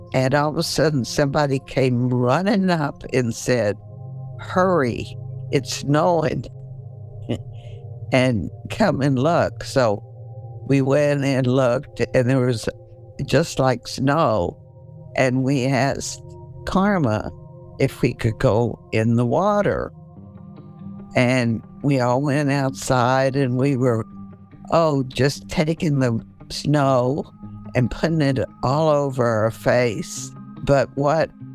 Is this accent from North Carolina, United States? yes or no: no; El Paso, Texas, United States; I grew up in El Paso, Texas